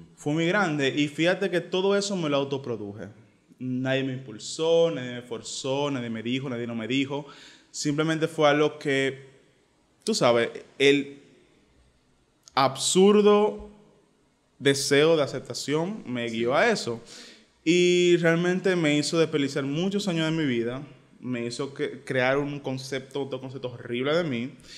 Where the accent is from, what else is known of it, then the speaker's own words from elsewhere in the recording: Santo Domingo, Distrito Nacional, Dominican Republic; yo, crecí en Cristo Rey